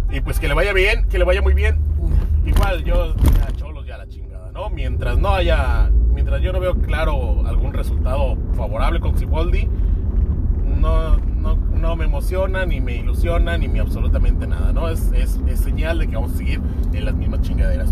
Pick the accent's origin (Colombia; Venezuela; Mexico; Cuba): Mexico; Tijuana, Baja California; aquí crecí